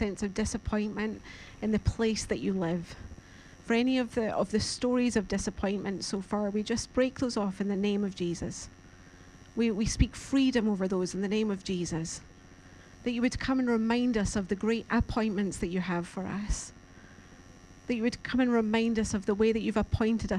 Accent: Scotland, United Kingdom; now in Carlisle, United Kingdom; I really do love Scotland. Like that's my homeland, that's where I'm from.

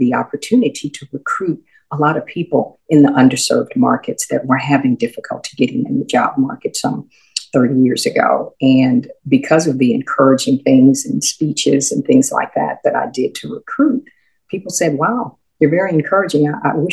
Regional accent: Houston, Texas, United States; I grew up in Houston. My mother was a native Houstonian

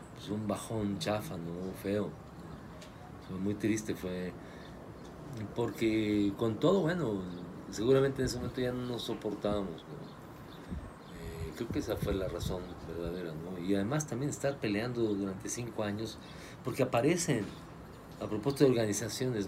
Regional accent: Tulancingo, Hidalgo, Mexico; Yo en mi pueblo Tulancingo

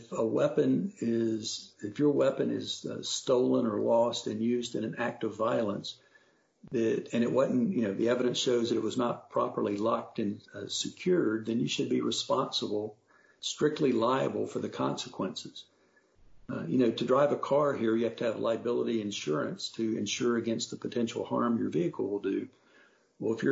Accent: North Carolina, United States; I grew up in North Carolina when we were a proud, progressive, forward-leaning southern state

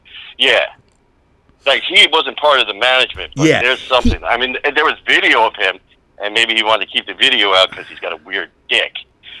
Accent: New York City, New York, United States; and I grew up in Brooklyn.

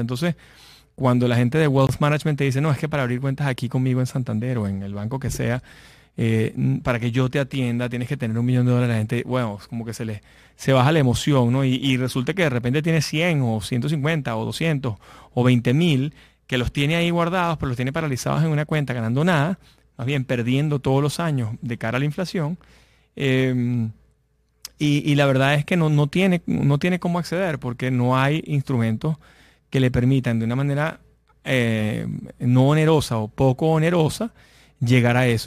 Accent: Venezuela; moved away; yo que vengo de Venezuela

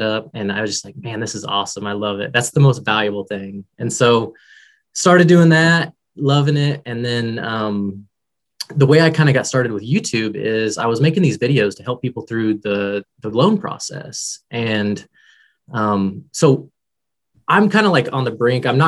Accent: Kansas City, United States; also born or lived in Texas; now in Wichita, United States; So I'm actually in Wichita, Kansas, but I grew up in Kansas City

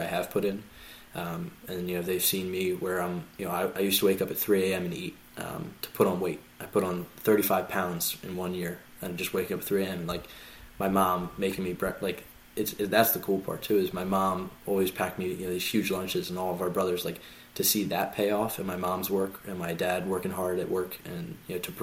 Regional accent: Philadelphia, Pennsylvania, United States; I grew up all in Philly

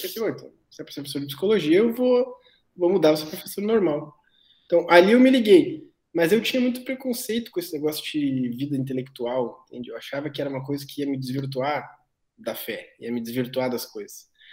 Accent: Cachoeirinha, Rio Grande do Sul, Brazil; moved away as an adult; also born or lived in Porto Alegre / Passo Fundo; eu sou natural daqui de Porto Alegre, de Cachoeirinha, na verdade, eu morei a vida toda, mas sou natural de Porto Alegre

